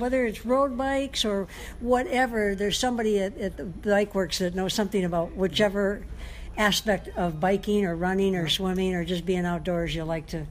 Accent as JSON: {"language": "English", "town": "Detroit", "region": "Michigan", "country": "United States", "tie": "born or raised there", "moved": "as an adult", "lives_now": "Hawaii, United States", "said": "Detroit is a big one because it's my hometown."}